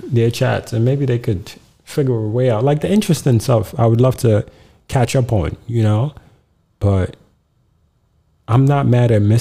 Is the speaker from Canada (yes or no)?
no; Nigeria; And I'm like, I'm too Nigerian to. I've survived Nigeria.